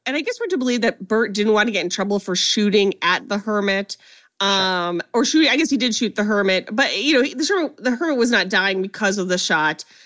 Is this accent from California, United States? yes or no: no; Ohio, United States; I'm from Ohio